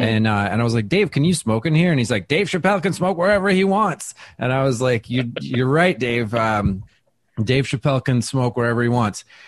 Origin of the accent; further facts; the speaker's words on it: Wisconsin, United States; moved away as an adult; also born or lived in Minnesota / New York City; I'm from the Midwest